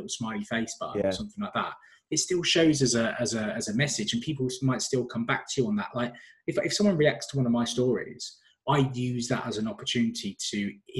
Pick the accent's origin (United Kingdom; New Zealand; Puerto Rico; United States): United Kingdom; London; North London. That's why I've said North with an F.